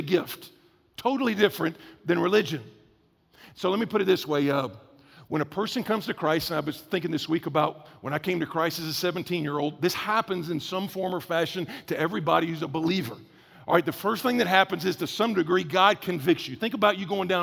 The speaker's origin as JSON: {"language": "English", "region": "the South", "country": "United States", "said": "I'm from the South"}